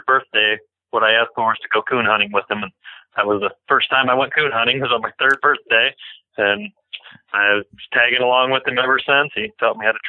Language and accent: English; Bowling Green, Ohio, United States; also born or lived in Norwalk, Ohio; I was born and raised just outside of Bowling Green, Ohio